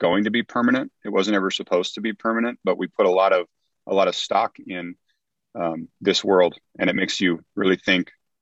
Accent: Greenville, California, United States; I grew up in that little town

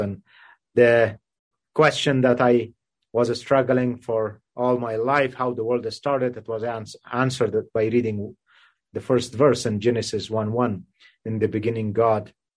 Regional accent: Kabul, Afghanistan; now in Canada; I was uh, born and raised in Kabul, Afghanistan.

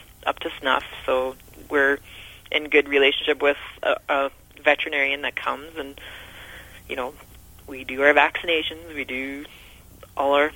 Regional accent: Altona, Manitoba, Canada; also born or lived in Alberta / Grunthal, Manitoba; I was born in Alberta, and then I grew up in a small town south of Winnipeg in Altona on 7 acres.

